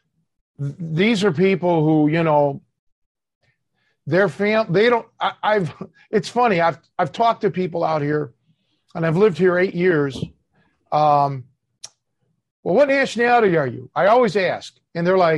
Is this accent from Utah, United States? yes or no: no; Cleveland, Ohio, United States; I was born and raised in Cleveland.